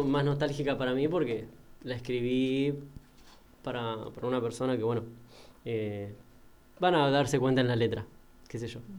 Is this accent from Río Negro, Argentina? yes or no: no; Banfield, Buenos Aires Province, Argentina; yo sí soy de acá de Banfield